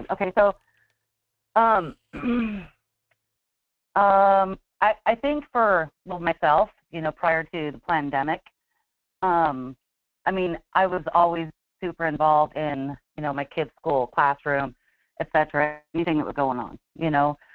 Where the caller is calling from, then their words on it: Fairbanks, Alaska, United States; from Fairbanks.